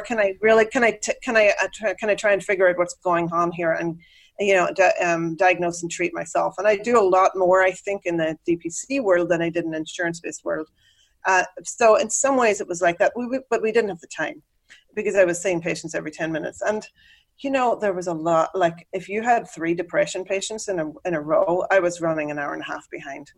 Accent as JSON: {"language": "English", "region": "Northern Ireland", "country": "United Kingdom", "tie": "born or raised there", "also_born_or_lived": "Dublin, Ireland", "accent": "Irish brogue", "moved": "as an adult", "lives_now": "Chicago, United States", "said": "I grew up in Northern Ireland, which is technically ah, part ah, of the okay. UK"}